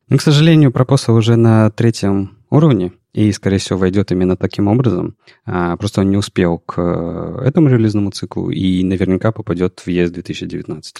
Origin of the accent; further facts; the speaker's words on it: Saint Petersburg, Russia; мы же петербуржцы